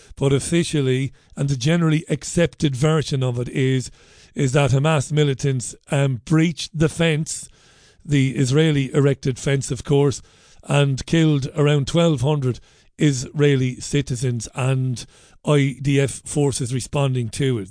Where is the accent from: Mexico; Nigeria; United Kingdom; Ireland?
Ireland; I'm an Irish guy